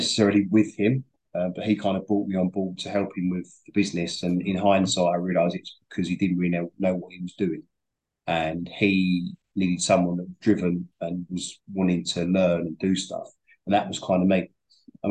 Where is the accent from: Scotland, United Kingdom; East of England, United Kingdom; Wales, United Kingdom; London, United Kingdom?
London, United Kingdom; moved away as an adult; also born or lived in Tottenham; now in Essex, United Kingdom; I'm from Northeast London